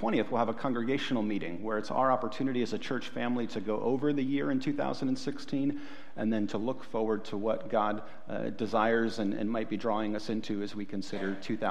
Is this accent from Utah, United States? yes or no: no; Ohio, United States; I'm from Ohio